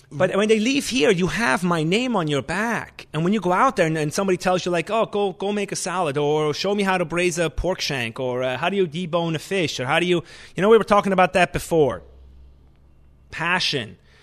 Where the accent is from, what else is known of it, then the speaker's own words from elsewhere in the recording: Switzerland; English is a second language; moved away as an adult; also born or lived in New York, United States / Lanai, Hawaii, United States; now in Vermont, United States; I came from Switzerland